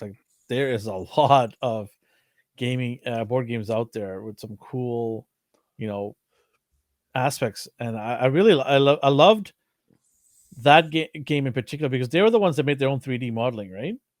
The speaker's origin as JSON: {"language": "English", "town": "Vancouver", "region": "British Columbia", "country": "Canada", "said": "We are from Vancouver, Canada"}